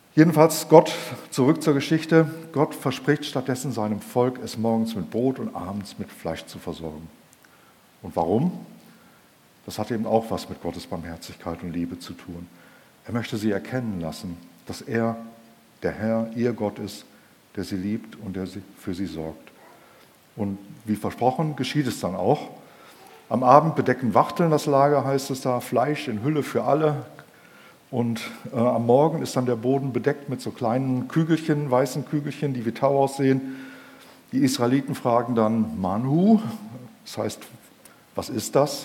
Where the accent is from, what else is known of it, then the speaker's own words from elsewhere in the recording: Germany; wir Deutschen